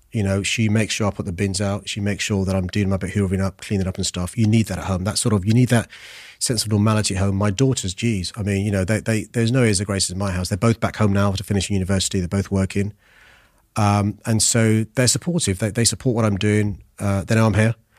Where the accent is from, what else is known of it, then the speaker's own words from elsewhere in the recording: London, United Kingdom; I was born in Tooting in Saint George's Hospital